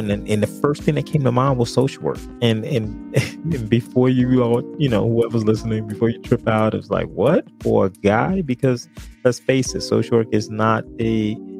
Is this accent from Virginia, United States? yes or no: no; Newark, New Jersey, United States; I grew up in Newark, New Jersey, the Brick City.